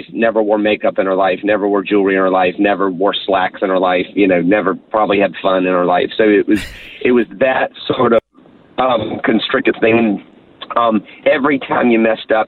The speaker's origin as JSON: {"language": "English", "town": "Charleston", "region": "South Carolina", "country": "United States", "tie": "born or raised there", "said": "I was born and raised in Charleston, South Carolina, on the east coast of America. So in that sense, I'm a southern boy"}